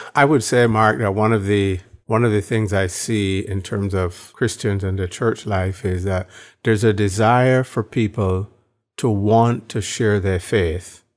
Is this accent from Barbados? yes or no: yes; Barbados; moved away; born in Barbados